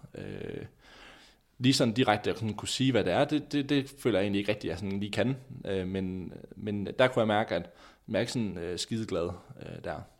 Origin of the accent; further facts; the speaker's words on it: Skanderborg, Central Denmark Region, Denmark; hjemme i Skanderborg